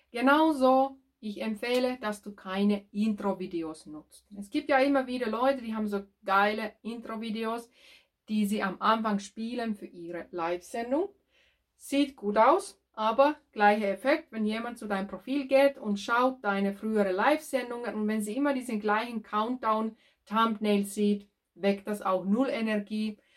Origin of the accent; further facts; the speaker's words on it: Finland; German is a second language; now in Germany; ich bin ursprünglich aus Finnland und tätig als Ö- und Erbtrainerin.